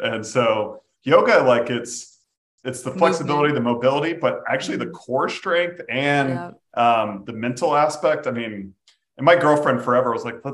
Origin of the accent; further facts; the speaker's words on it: Jacksonville, Florida, United States; unfortunately my hometown NFL team